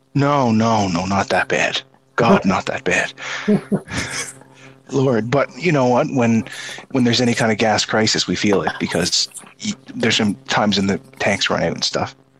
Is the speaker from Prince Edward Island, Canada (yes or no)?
yes; Prince Edward Island, Canada